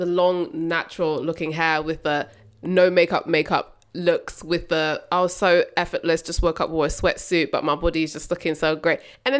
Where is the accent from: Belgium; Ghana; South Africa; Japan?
Ghana; now in United Kingdom; back at home, when I say back at home, I'm talking Africa, because Bemi's Nigerian, I'm from Ghana.